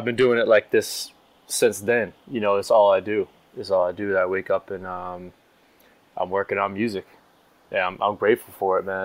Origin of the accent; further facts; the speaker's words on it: Nashua, New Hampshire, United States; I'm from Nashua, New Hampshire.